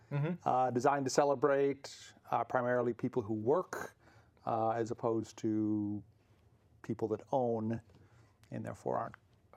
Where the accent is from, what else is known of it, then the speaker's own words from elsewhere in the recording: Wisconsin, United States; now in California, United States; I come from Wisconsin.